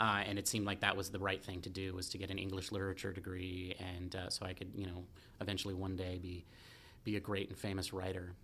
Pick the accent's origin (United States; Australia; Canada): United States; Santa Cruz, California; I grew up in Santa Cruz